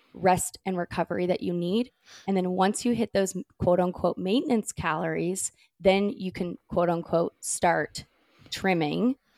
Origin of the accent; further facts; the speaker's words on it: California, United States; now in North Carolina, United States; I grew up in California